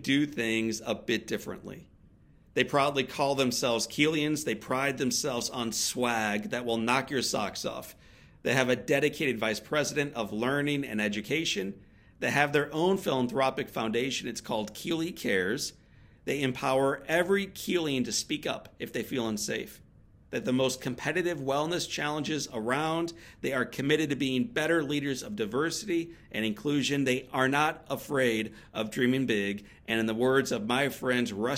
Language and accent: English; St. Louis, Missouri, United States; my hometown of St. Louis, Missouri